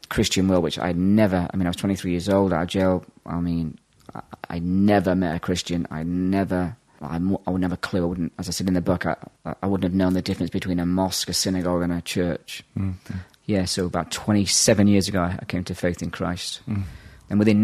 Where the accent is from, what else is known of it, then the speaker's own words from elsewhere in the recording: England, United Kingdom; also born or lived in Ireland; I'm actually Irish by birth, but was shipped over to England in the late 70s and put in a big kids' home out there. So I had a wild upbringing, living on the streets.